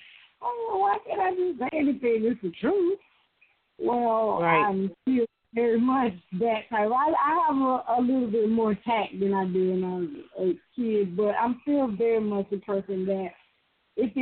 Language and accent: English; the Deep South, United States; Matter of fact, I'm from deeper south, I'm from the woods, the swamp, really.